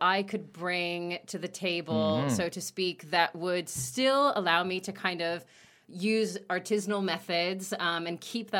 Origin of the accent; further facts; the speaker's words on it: United States; now in Paris, France; I'm American, grew up outside of D.C., and first came to Paris studying art, and then changed and studied pastry here.